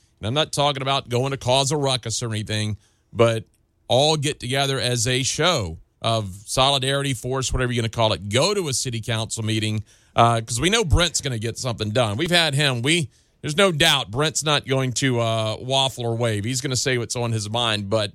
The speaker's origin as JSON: {"language": "English", "town": "Memphis", "region": "Tennessee", "country": "United States", "tie": "born or raised there", "said": "I was born and raised in Memphis"}